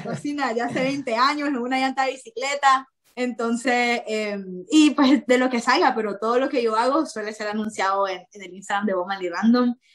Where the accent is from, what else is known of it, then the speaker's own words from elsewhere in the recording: Nicaragua; moved away; podría estar en mi país con una carrera universitaria como debería ser